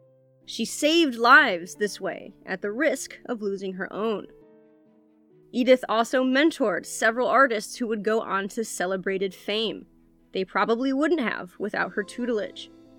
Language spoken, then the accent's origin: English; Michigan, United States; accent: Michigan; my Michigan accent wins out